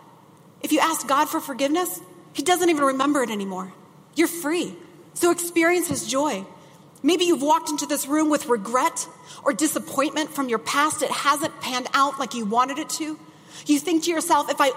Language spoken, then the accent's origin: English; Midwest, United States; I grew up in the Midwest